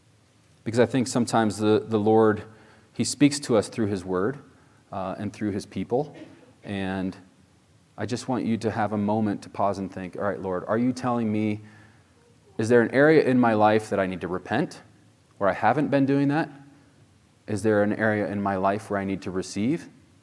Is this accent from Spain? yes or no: yes; Spain; I was born in Spain. My parents were missionaries there, and we'd go out to the plaza, in Spain there